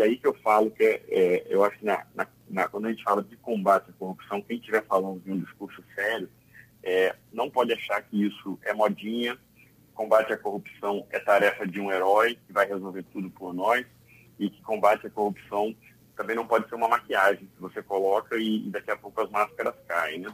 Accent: Brazil; also born or lived in Espírito Santo

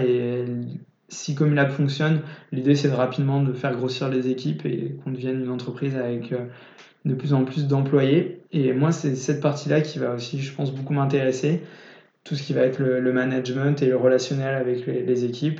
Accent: Niort, Nouvelle-Aquitaine, France; je suis d'origine de Niort

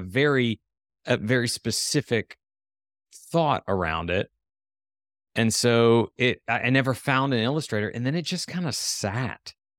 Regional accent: Ohio, United States; now in Tennessee, United States; we grew up in Ohio, but somehow even my parents, everybody migrated down here

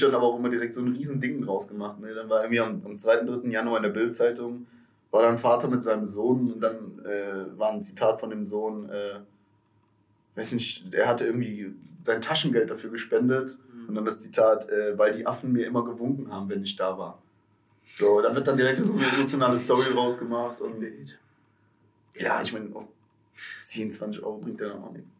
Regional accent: Aachen, North Rhine-Westphalia, Germany; born or raised there

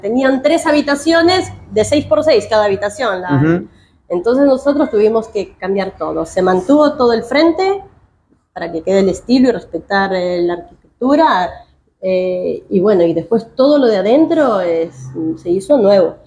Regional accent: Peru; accent: tonada; also born or lived in New Jersey, United States; now in Victoria, Argentina; yo soy peruana

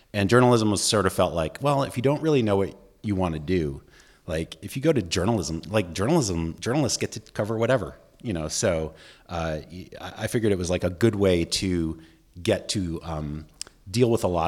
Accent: Boston, Massachusetts, United States; also born or lived in Washington, D.C. / Cleveland; I grew up in Boston, D.C., and Cleveland, and my dad was an academic, so we moved around a bit

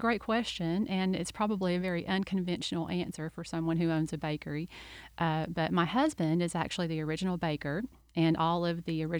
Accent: Kentucky, United States; moved away as an adult; also born or lived in Lakeland, Florida; now in Winter Haven, United States; I'm originally from Kentucky. My husband and I both moved here originally to Lakeland and lived there for about 15 years.

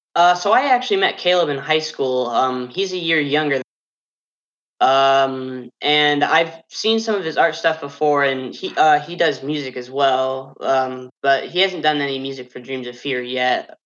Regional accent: Fort Wayne, Indiana, United States; moved away as an adult; now in Portsmouth, United States; I'm not from Ohio at all. I'm actually from Fort Wayne, Indiana, so it was quite a trek coming down here

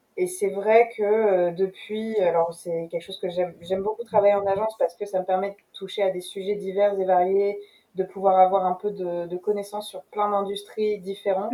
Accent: Rouen, Normandy, France; also born or lived in London; now in Paris, France; je suis française, je suis née à Rouen.

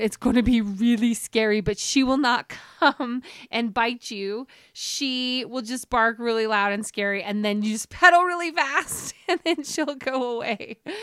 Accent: Centerville, Utah, United States; moved away as an adult; also born or lived in Salt Lake City; now in Jackson, United States; I lived in Centerville. I grew up in Centerville

